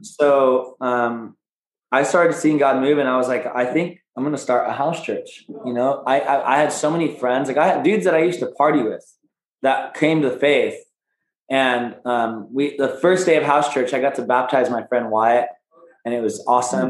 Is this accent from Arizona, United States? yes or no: yes; Phoenix, Arizona, United States; We're both from Phoenix, Arizona